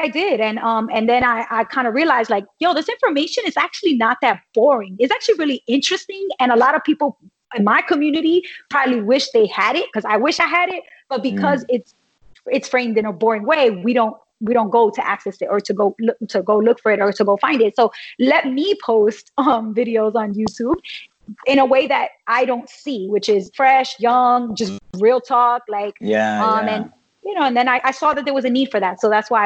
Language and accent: English; New York City, New York, United States; I grew up in New York City.